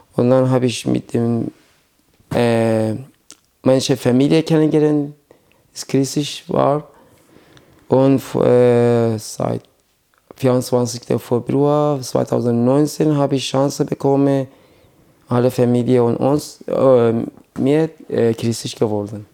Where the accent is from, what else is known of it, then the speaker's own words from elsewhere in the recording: Iran; German is a second language; moved away as an adult; also born or lived in Iraq; now in Germany; Meine Eltern sind nach Iran gegangen, als ich zwei Jahre alt war